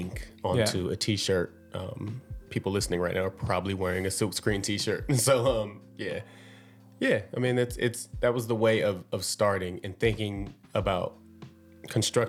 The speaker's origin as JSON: {"language": "English", "town": "San Bernardino", "region": "California", "country": "United States", "said": "I am from San Bernardino, California, and I am a fashion designer"}